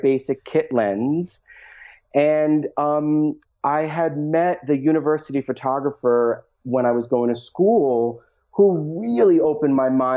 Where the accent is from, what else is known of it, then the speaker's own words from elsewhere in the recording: New York, United States; moved away as an adult; also born or lived in Long Island; now in Las Vegas area, United States; we moved out here from New York, having only spent our entire life in New York